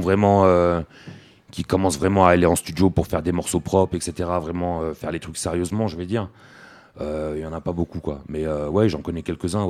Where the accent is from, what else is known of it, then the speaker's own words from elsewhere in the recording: France; nous on est français, on a des papiers français